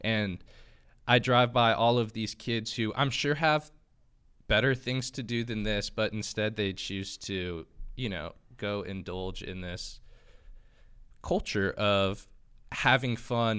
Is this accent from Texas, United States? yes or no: yes; Austin, Texas, United States; moved away as an adult; now in Fort Worth, United States; I'm from Austin.